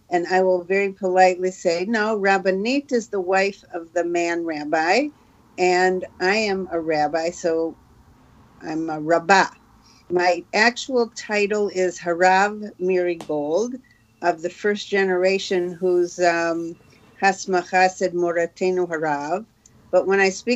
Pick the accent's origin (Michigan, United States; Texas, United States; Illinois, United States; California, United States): Michigan, United States; Detroit; moved away as an adult; now in Israel; in Detroit